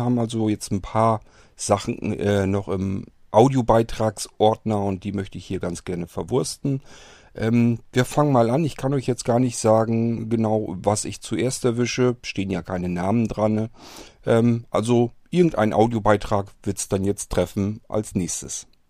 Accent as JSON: {"language": "German", "region": "Northern Germany", "country": "Germany", "said": "Hier bei uns im Norden"}